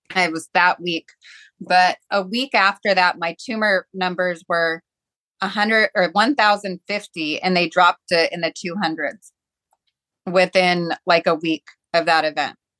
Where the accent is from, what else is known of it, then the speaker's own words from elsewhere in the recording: Seattle, Washington, United States; I grew up in Seattle